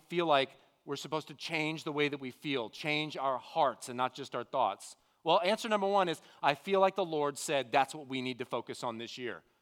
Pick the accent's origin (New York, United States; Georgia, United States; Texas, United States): Texas, United States; The Woodlands; I grew up here in the Woodlands area. I've been here all my life